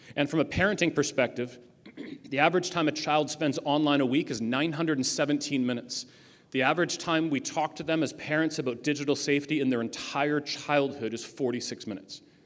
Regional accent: Ajax, Ontario, Canada; I come from Ajax

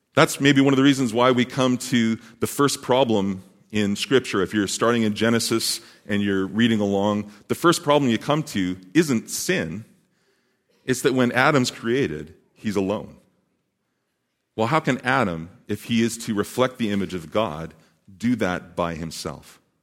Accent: Saskatoon, Saskatchewan, Canada; also born or lived in British Columbia; now in Montreal, Canada; I was born and raised in the thriving metropolis of Saskatoon, Saskatchewan.

